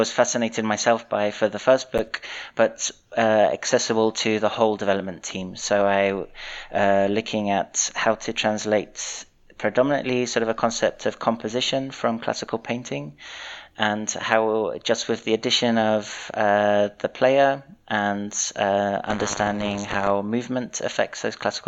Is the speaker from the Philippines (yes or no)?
no; London, United Kingdom; moved away as an adult; also born or lived in Portsmouth; now in Zurich, Switzerland; I was born in London and grew up there.